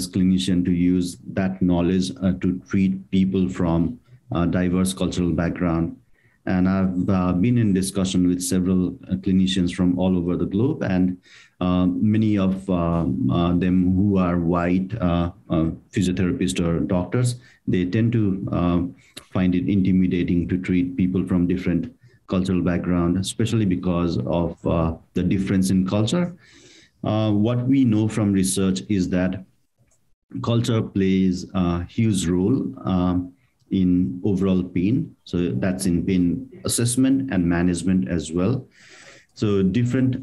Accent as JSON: {"language": "English", "country": "Nepal", "also_born_or_lived": "India / New Zealand", "moved": "as an adult", "lives_now": "Australia", "said": "although I'm from Nepal, I did my degree from India"}